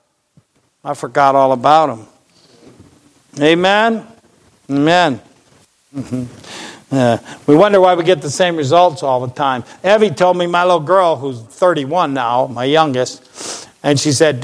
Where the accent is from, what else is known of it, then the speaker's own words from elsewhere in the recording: United States; I'm an American